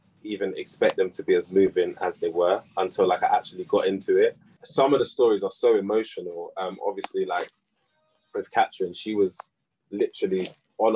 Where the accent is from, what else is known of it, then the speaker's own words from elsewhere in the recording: United Kingdom; I'm a British artist